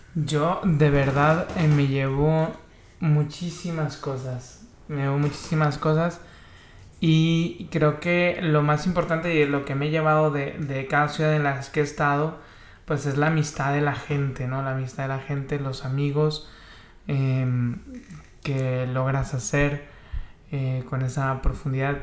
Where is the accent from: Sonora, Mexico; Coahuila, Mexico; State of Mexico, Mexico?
Coahuila, Mexico; Monclova; now in Tijuana, Mexico; la ciudad de Monclova, Coahuila, de donde soy originario